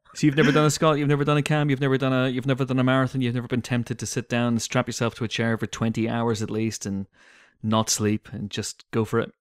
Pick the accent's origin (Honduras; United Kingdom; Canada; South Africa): United Kingdom; growing up in Britain